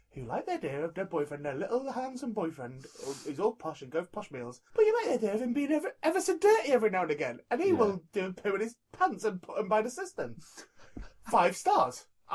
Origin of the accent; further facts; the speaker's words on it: California, United States; California, that's where I'm from.